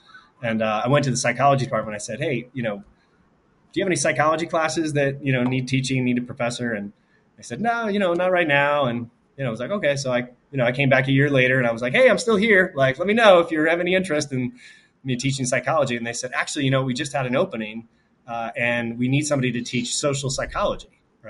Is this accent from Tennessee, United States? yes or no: yes; Nashville, Tennessee, United States; I'm from Nashville too.